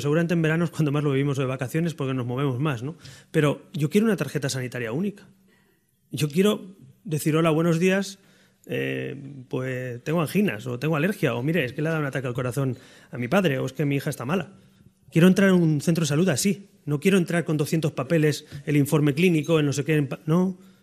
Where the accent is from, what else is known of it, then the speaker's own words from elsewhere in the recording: Barcelona, Catalonia, Spain; moved away; soy de Barcelona y catalán